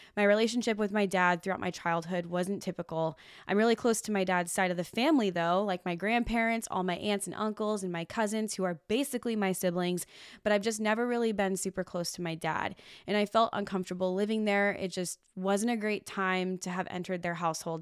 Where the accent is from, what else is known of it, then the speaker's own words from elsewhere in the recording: Washington, United States; moved away as an adult; also born or lived in Los Angeles; now in Oregon, United States; I was living in my hometown in Washington State